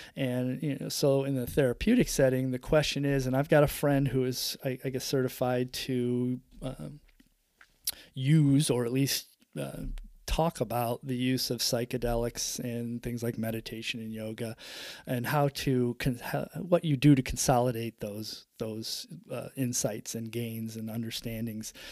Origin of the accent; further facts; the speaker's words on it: upstate New York, United States; growing up in upstate New York in the seventies, the eighties